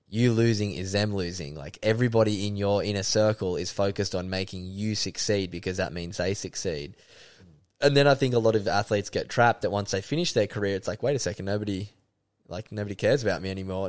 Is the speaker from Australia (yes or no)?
yes; Sydney, New South Wales, Australia; moved away as an adult; also born or lived in Byron Bay / Kingscliff; now in Gold Coast, Australia; I grew up in Sydney's Northern Beaches, beautiful part of the world at North Narrabeen